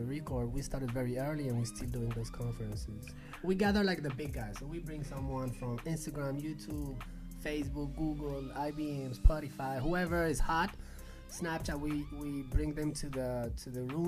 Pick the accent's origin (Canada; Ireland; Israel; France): France; Paris, Île-de-France; moved away as an adult; also born or lived in Barcelona / Colombia; I was raised in Paris, but then I moved to Barcelona when I was 20 and I started the business in Barcelona